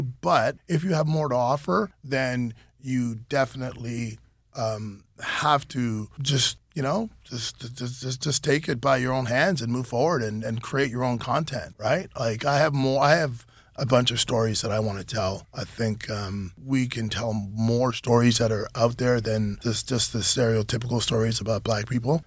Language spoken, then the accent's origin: English; Canada; being Canadian is that we're exposed to so many different cultures from all around the world